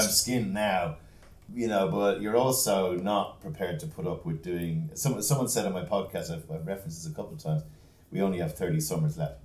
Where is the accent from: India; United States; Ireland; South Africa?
Ireland; I'm Irish.